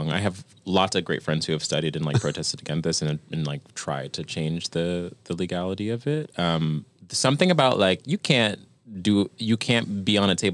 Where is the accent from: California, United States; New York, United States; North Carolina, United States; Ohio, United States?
New York, United States; we're from New York